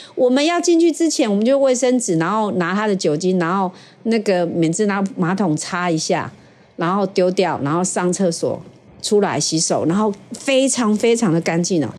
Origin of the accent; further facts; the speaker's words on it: Taiwan; 我台湾来的